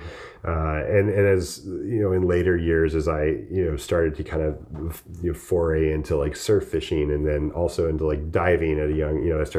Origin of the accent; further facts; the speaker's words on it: La Jolla, California, United States; I was born and raised in La Jolla, California.